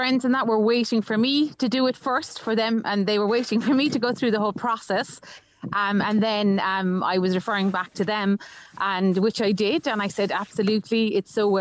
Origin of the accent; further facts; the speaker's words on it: Ireland; growing up in Ireland